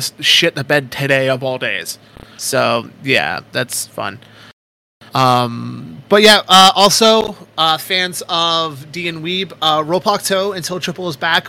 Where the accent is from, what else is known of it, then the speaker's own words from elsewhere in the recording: Canada; I'm from Canada